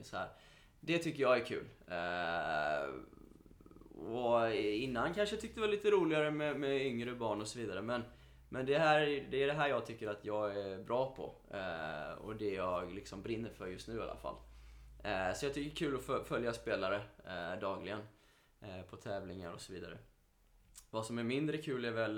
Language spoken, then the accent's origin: Swedish; Mölndal, Västra Götaland, Sweden; jag är från Mölndal från början